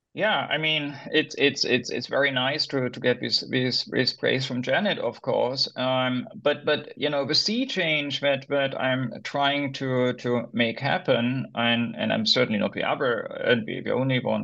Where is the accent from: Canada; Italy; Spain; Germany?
Germany; moved away as an adult; also born or lived in United States; I'm originally from Germany.